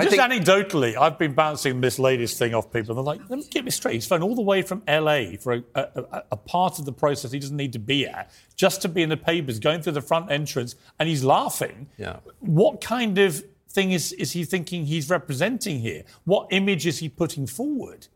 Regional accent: United Kingdom; accent: British; as a Brit

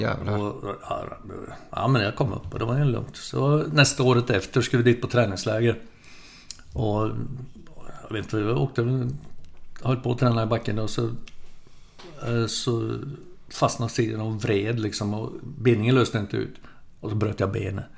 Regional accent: Sorsele, Västerbotten County, Sweden; moved away; jag är uppvuxen i Västerbotten, södra Lappland. I en ort som heter eh, Sorsele

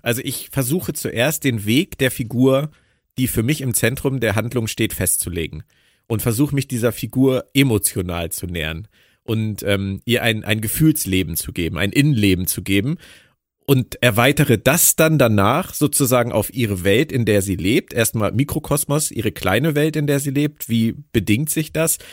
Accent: Berlin, Germany; meiner Heimat Berlin

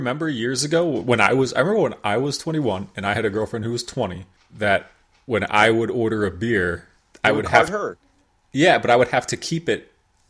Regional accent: Dover, New Jersey, United States; Hey, careful, careful. I'm from Dover. I'm totally familiar.

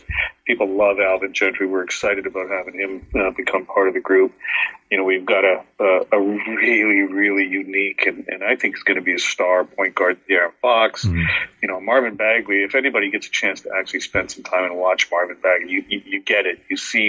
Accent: England, United Kingdom; born there; You know, both my parents were immigrants coming to Canada in the late 60s. You know, I was born in England, but you know, that's my ancestral home.

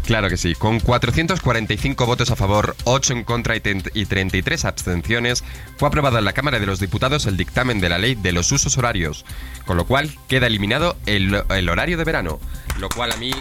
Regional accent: Madrid, Community of Madrid, Spain; del mismo centro, soy de Madrid.

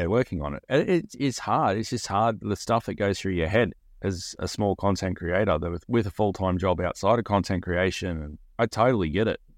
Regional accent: Australia; being an Australian

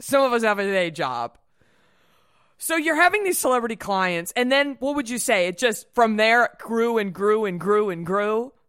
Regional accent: Dallas, Texas, United States; I'm from Dallas.

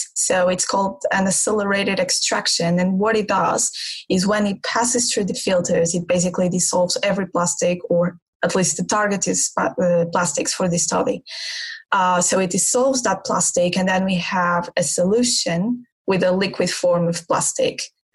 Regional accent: Portugal; now in Exeter, United Kingdom; I'm from Portugal.

